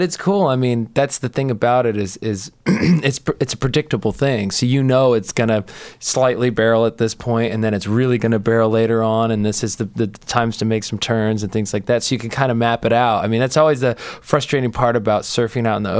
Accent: United States; I'm definitely still proud of being American

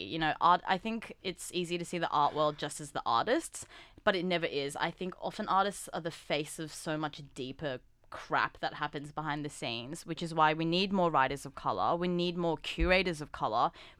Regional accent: Australia; for me, for example, being Korean Australian, not quite Korean, not quite Australian, so being that third category of Korean Australian.

